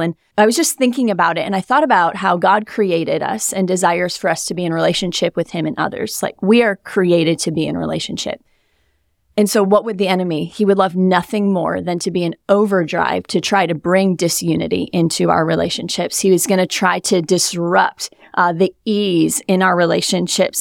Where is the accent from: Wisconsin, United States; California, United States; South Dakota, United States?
Wisconsin, United States; moved away as an adult; now in South Florida, United States; I'm from Wisconsin